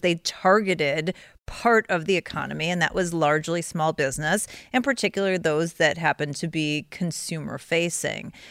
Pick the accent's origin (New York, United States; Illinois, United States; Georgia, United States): Illinois, United States; Chicago; I'm from Chicago